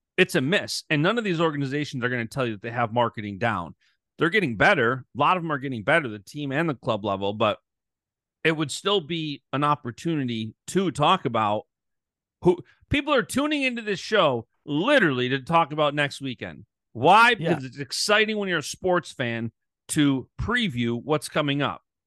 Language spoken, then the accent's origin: English; United States; I'm born and raised in America